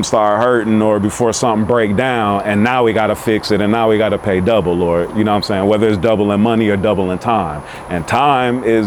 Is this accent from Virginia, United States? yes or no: no; Milwaukee, Wisconsin, United States; I'm from Milwaukee